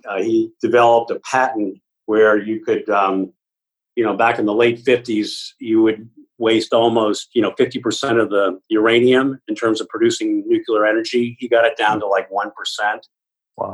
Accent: Lincoln, Massachusetts, United States; I grew up in a town called Lincoln, Massachusetts

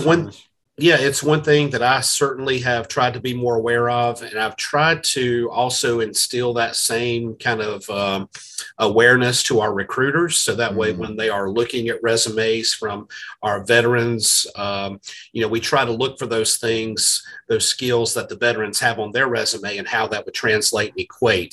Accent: South Carolina, United States; I'm from South Carolina

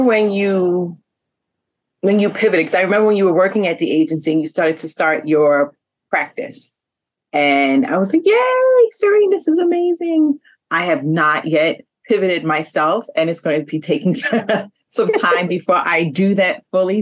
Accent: New York City, New York, United States; We are from Queens, New York

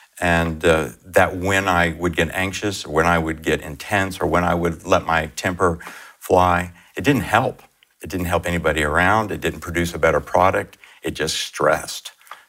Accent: Miami, Florida, United States; Miami, Florida.

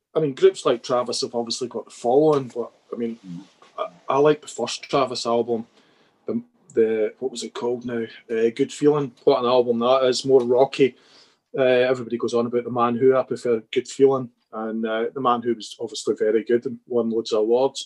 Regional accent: Scotland, United Kingdom; we're a bit biased being Scottish

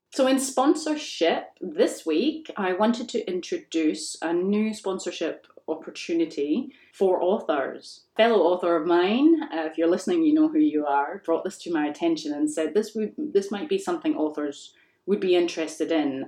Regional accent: Scotland, United Kingdom; I grew up in Scotland

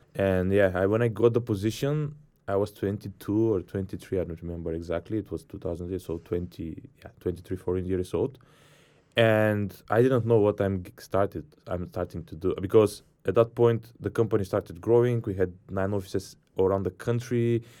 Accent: Bulgaria; I'm from Bulgaria

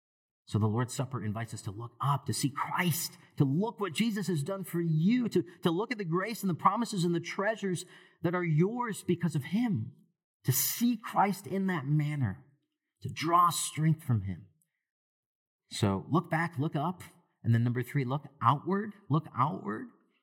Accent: Sri Lanka; even back to my home country of Sri Lanka and other places too

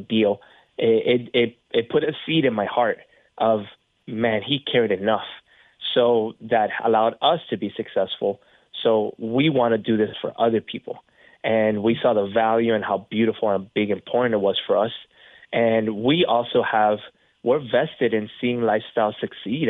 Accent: Florida, United States; being from Florida

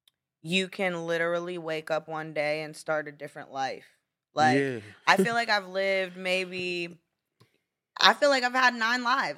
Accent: Florida, United States; Well, you know, especially, well, maybe because I did grow up in Florida and I'm used to, like, islands and tropical things.

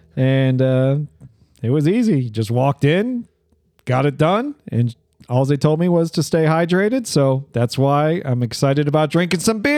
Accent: Cleveland, Ohio, United States; moved away; where I grew up in Cleveland.

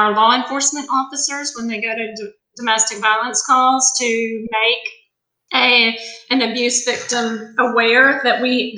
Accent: Macon, Georgia, United States; moved away as an adult; also born or lived in Athens, Georgia / Forsyth County, Georgia; I grew up in Macon, Georgia

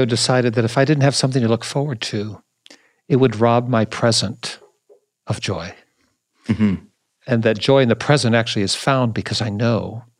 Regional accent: Pacific Northwest, United States; So I'm from the Northwest.

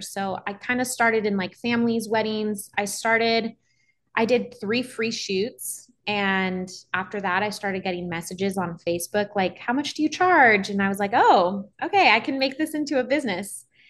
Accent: Los Angeles, California, United States; I am born and raised in Los Angeles, California

